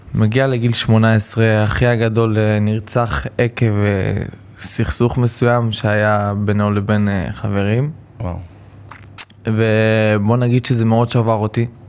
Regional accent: Rishon LeZion, Central District, Israel; אני גדלתי בראשון לציון ברמת אליהו

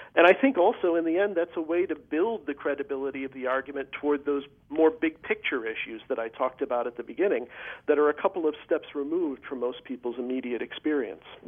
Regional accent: Chicago, Illinois, United States; I grew up in the Archdiocese of Chicago

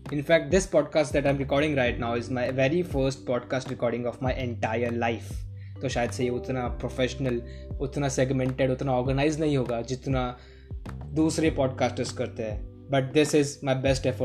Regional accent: India; मैं एक इंडियन हूँ मैं हमेशा मेरी लाइफ इंडिया में ही रहा हूँ

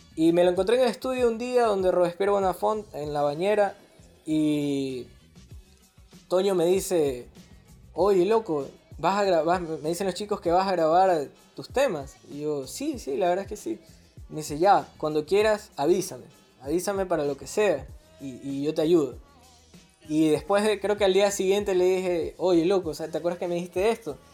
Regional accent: Guayaquil, Guayas, Ecuador; somos de puerto

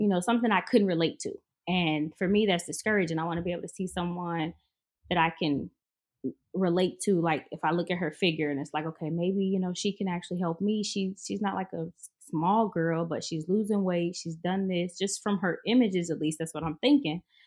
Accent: Chicago, Illinois, United States; moved away as an adult; now in Houston, United States; I'm actually from Chicago.

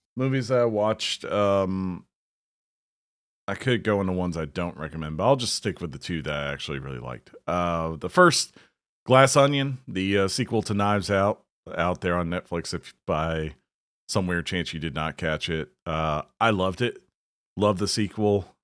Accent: the South, United States; as a Southerner

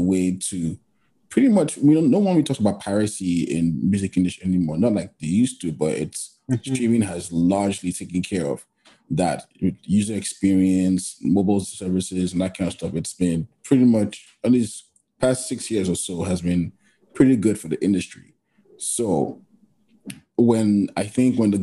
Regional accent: Nigeria; I'm Nigerian too

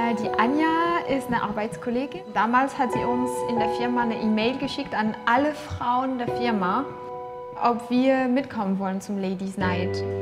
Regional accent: Tours, Centre-Val de Loire, France; German is a second language; now in Germany; komme aus Frankreich. Ich bin aufgewachsen in Tours, das ist in Westfrankreich, äh, nicht christlich aufgewachsen.

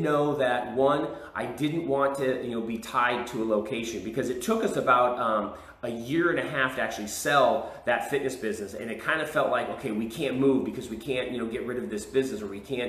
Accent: California, United States; moved away as an adult; now in Texas, United States; I was from California, my wife was from Texas

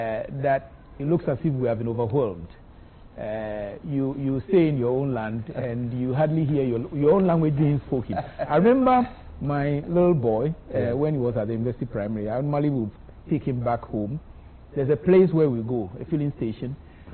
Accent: Teshie, Greater Accra, Ghana; also born or lived in Nungua; I come from Teshi.

